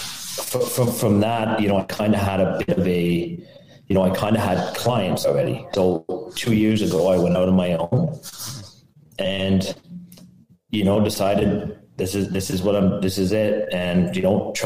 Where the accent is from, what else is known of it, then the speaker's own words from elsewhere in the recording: Ottawa, Ontario, Canada; I'm from Ottawa, Canada